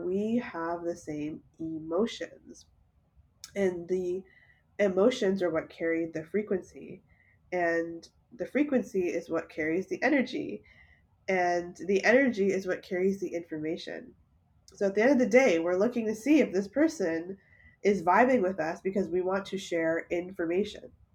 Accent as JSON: {"language": "English", "town": "Toronto", "region": "Ontario", "country": "Canada", "tie": "born or raised there", "said": "I was born and raised in Toronto"}